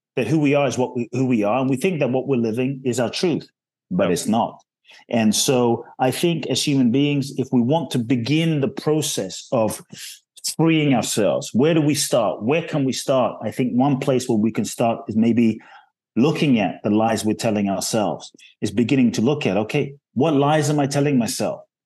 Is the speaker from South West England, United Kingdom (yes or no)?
no; London, United Kingdom; also born or lived in Ghana; now in Los Angeles, United States; I was born in Ghana, West Africa. My father's from Ghana, my mother's Japanese. I grew up in London, um, live in Los Angeles